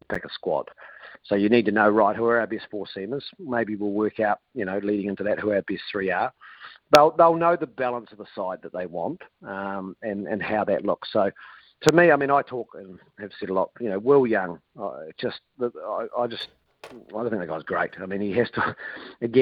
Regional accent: Otago, New Zealand; I know I'm from Otago

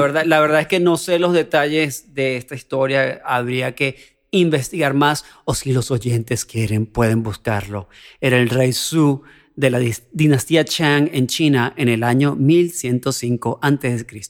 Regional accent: Venezuela; soy venezolano

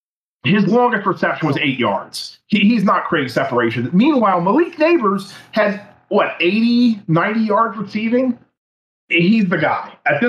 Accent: Baltimore, Maryland, United States; I say that I'm from Baltimore

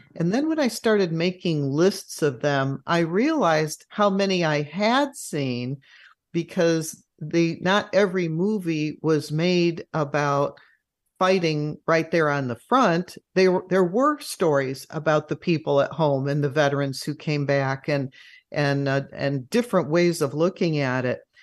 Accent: Chicago, Illinois, United States; as a youngster growing up in Chicago

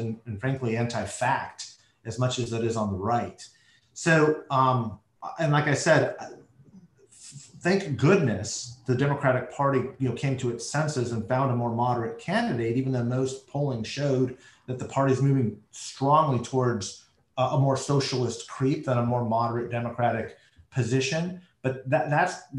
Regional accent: United States; as an American

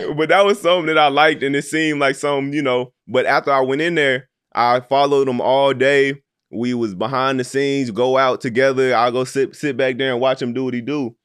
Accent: Little Rock, Arkansas, United States; I'm from Little Rock, Arkansas. Uh, so growing up, it was always me and my homeboys

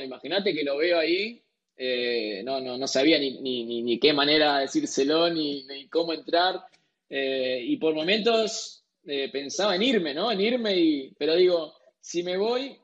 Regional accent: Argentina; como argentinos

